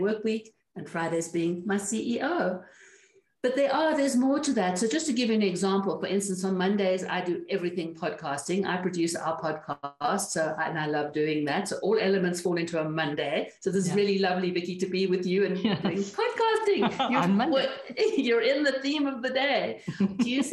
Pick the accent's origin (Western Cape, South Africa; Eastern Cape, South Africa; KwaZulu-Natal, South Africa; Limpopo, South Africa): Western Cape, South Africa; Cape Town; moved away as an adult; also born or lived in Caribbean; now in New Mexico, United States; I am originally from Cape Town, South Africa, which we left in 1993